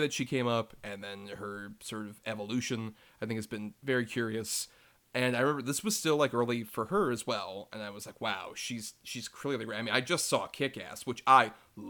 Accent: United States; As an American, I prefer it when characters tell me what they're gonna do, and then they do it.

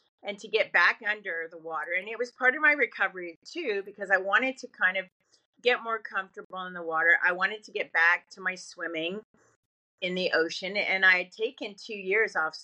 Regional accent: Canada; I grew up in nature in Canada.

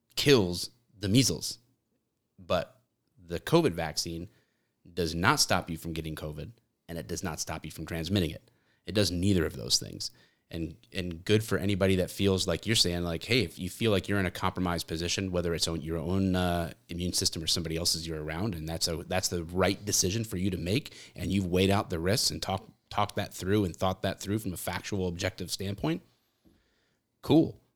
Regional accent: Michigan, United States

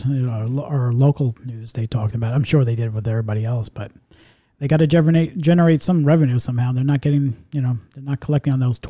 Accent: New York, United States; now in Florida, United States; my close buddy of mine I went to school with when growing up in New York

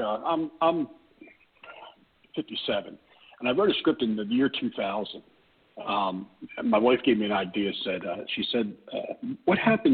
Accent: Havertown, Pennsylvania, United States; we live about an hour and a half or an hour or so outside of Philly, but I'm from Havertown, Pennsylvania

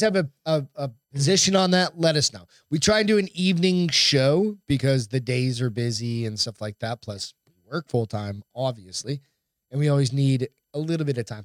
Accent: Hampton, New Hampshire, United States; I grew up in Hampton, New Hampshire

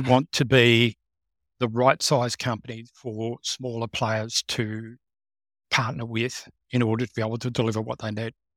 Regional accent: Canberra, Australian Capital Territory, Australia; growing up in Canberra, of course, I was working for organizations

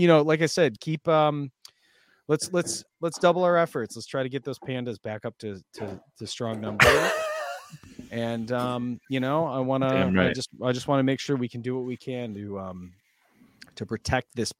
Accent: Detroit, Michigan, United States; growing up in Michigan

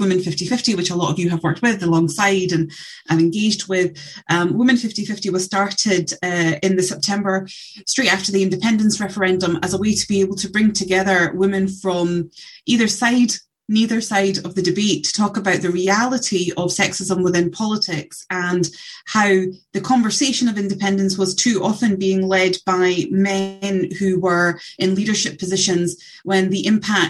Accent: Scotland, United Kingdom; I'm born and bred in Scotland

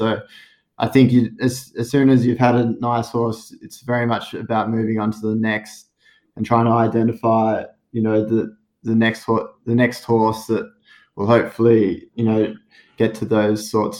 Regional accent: Euroa, Victoria, Australia; I grew up in Euroa on the family property Ealing Park, and my parents ran that stud with my grandparents.

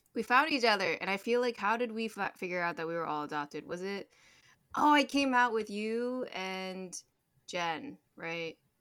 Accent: Maryland, United States; also born or lived in China; I, grew up in Maryland

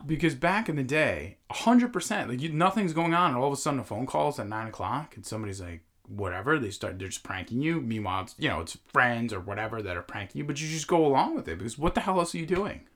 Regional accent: Long Island, New York, United States; we grew up in New York, on Long Island, in Long Island

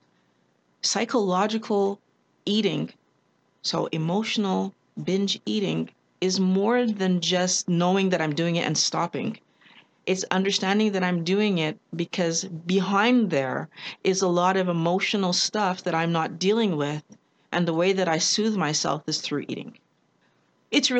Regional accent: Quebec, Canada; Canadian, born and raised in Quebec with parents from Barbados and Trinidad

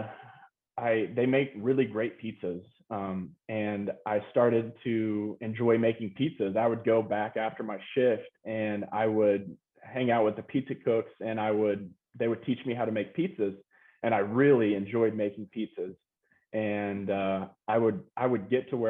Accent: Lubbock, Texas, United States; moved away as an adult; also born or lived in Austin, Texas / Denver, Colorado; I was born and raised 8 years in Austin, and then my parents moved to Lubbock when I was eight.

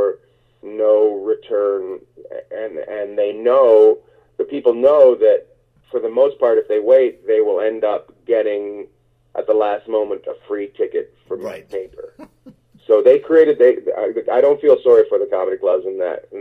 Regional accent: Terrace, British Columbia, Canada; also born or lived in New York; now in Los Angeles, United States; my hometown, Terrace, British Columbia

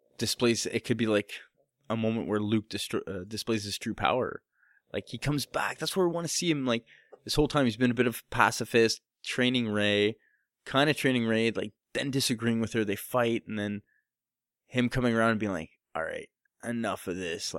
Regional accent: Canada; It was an accent thing. I'm Canadian.

